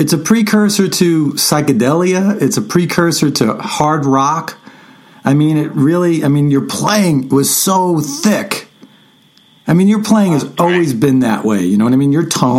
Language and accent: English; New York, United States; Being a New Yorker as well